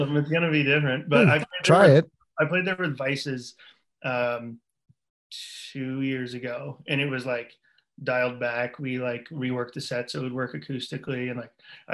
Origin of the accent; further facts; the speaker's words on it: Fredericton, New Brunswick, Canada; Born and raised in Fredericton.